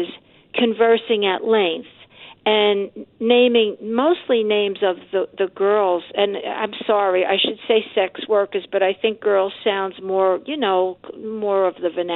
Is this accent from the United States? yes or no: yes; New York City, New York, United States; I'm a New Yorker